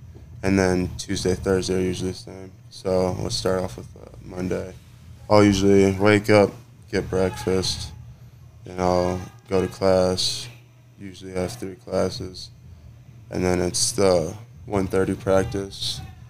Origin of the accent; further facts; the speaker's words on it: Inver Grove Heights, Minnesota, United States; moved away as an adult; now in Happy Valley, United States; I grew up most of my life in Minnesota, Midwest, a certain way of living.